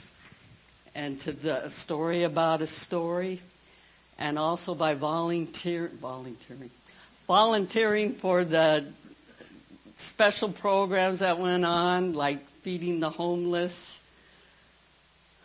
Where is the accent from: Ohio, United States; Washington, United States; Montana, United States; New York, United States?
Washington, United States; Tacoma; I grew up in Tacoma, Washington